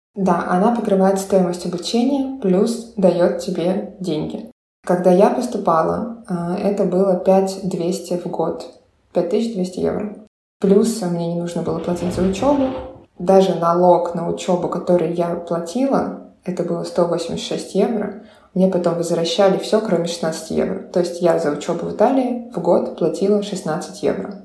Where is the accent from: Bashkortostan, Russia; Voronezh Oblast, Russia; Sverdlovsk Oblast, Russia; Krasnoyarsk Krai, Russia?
Voronezh Oblast, Russia; Voronezh; moved away as an adult; also born or lived in Italy; now in Berlin, Germany; я из Воронежа.